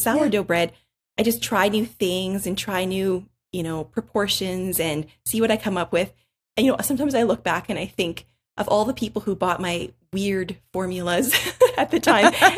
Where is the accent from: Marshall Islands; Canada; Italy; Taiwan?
Canada; we are from Canada